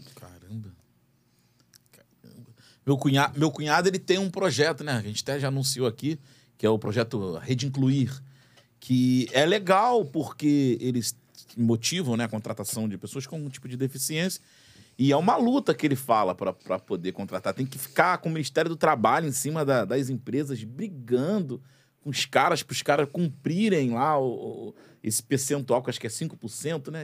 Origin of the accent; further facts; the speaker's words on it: Brazil; eu me incluo nessa parte da, da população brasileira